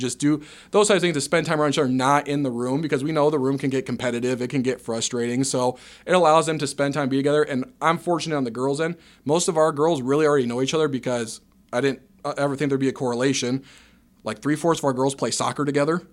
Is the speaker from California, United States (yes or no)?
no; Dyersville, Iowa, United States; moved away as an adult; now in Ames, United States; I'm originally from Northeast Iowa over in Dyersville ended up in Ames via Iowa State